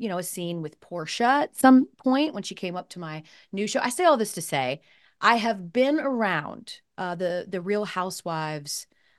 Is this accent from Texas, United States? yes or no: no; Atlanta, Georgia, United States; When I was living in Atlanta, of course I'm from Atlanta